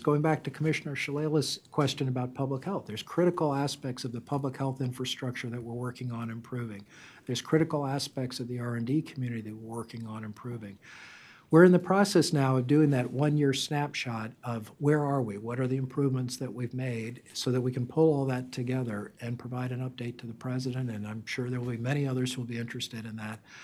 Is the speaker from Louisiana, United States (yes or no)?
yes; South Louisiana, United States; moved away; I grew up in South Louisiana